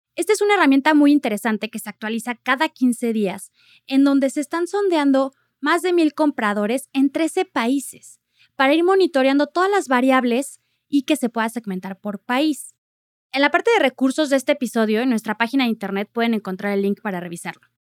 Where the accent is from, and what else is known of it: Mexico